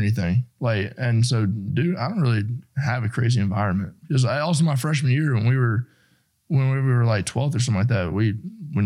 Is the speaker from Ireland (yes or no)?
no; Spartanburg, South Carolina, United States; I grew up in Spartanburg where the Panthers have that training camp